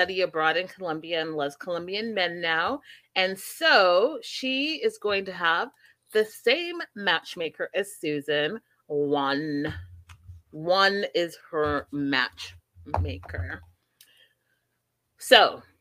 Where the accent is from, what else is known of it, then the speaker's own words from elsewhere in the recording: Canada; being a Canadian, but also being an African